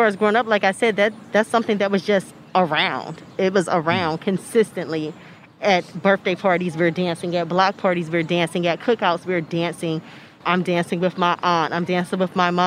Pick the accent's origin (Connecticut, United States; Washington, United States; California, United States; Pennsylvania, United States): Pennsylvania, United States; Philadelphia; I'm originally from Mount Airy